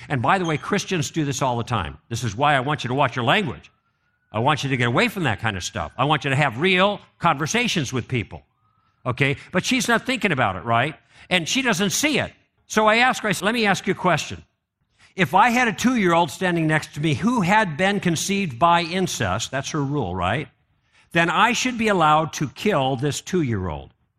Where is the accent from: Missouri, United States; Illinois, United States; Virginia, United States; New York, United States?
Illinois, United States; Chicago; I grew up in Chicago